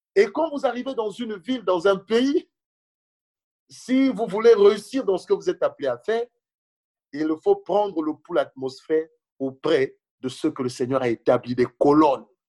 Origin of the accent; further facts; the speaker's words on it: Senegal; moved away as an adult; now in France; je venais du Sénégal